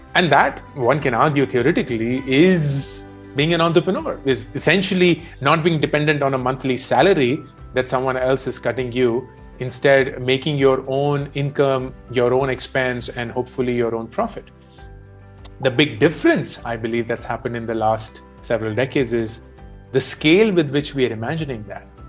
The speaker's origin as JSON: {"language": "English", "country": "India", "tie": "born or raised there", "said": "growing up in India in the 1980s"}